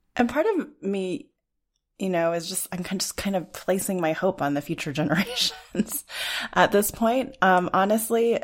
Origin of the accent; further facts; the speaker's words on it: Los Alamos, New Mexico, United States; I grew up in Los Alamos, New Mexico